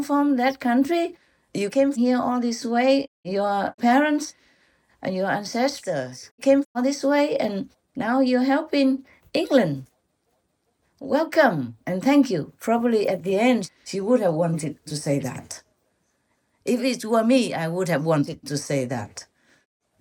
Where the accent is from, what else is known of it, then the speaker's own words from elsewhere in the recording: Vietnam; moved away; from Vietnam, born in 19 so-and-so, in such and such province or city